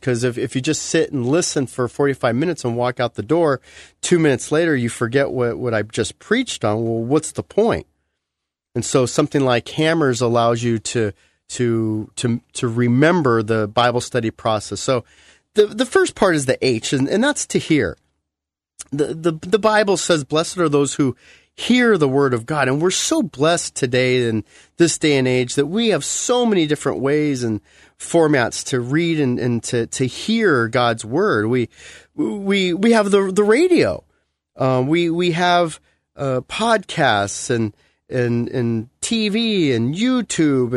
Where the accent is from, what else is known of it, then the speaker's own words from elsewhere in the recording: United States; being an American